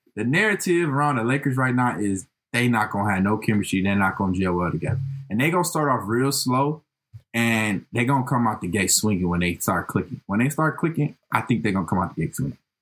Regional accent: Detroit, Michigan, United States; I'm from Detroit

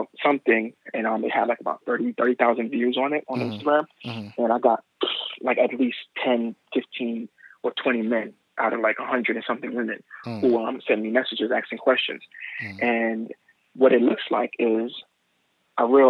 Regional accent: New York City, New York, United States; growing up in Brooklyn

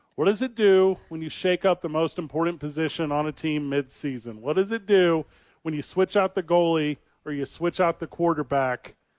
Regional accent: Illinois, United States; we're both from Illinois

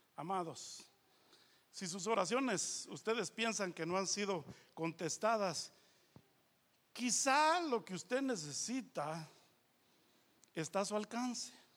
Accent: Guatemala; moved away; also born or lived in Los Angeles, United States

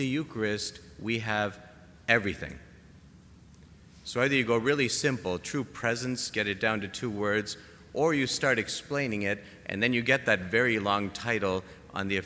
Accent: Canada; I'm Canadian

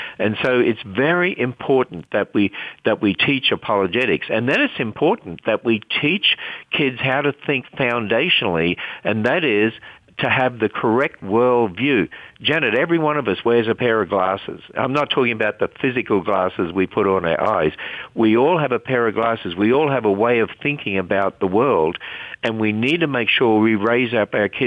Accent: Queensland, Australia; I was brought up in Australia. I was brought up in a Christian home, and we lived in the state of Queensland

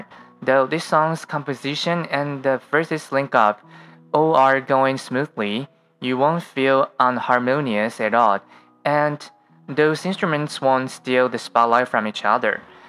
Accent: Taiwan

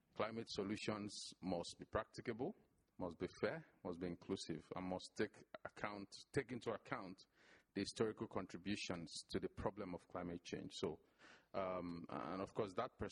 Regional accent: Nigeria; moved away as an adult; also born or lived in Canada / United States / England; now in Qatar; I'm originally from Nigeria, one of the largest exporters of oil and gas

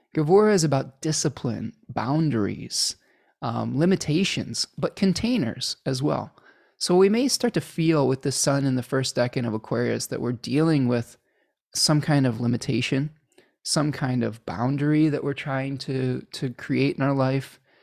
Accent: Chicago, Illinois, United States; I was born in Chicago

